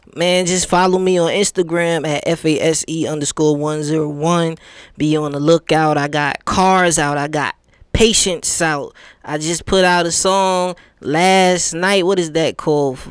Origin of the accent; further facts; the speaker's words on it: New York, United States; now in Atlanta, United States; I'm from New York, so everybody used to come to our state